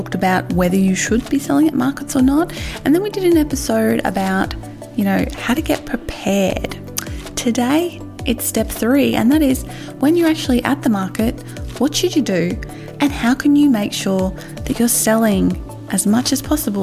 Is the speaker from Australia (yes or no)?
yes; Australia; accent: Ocker; I have a bit more of an Ocker accent than you